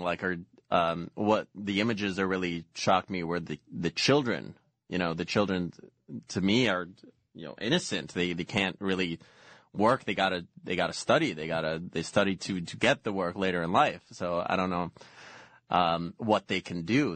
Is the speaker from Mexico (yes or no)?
yes; Mexico; moved away; growing up in Mexico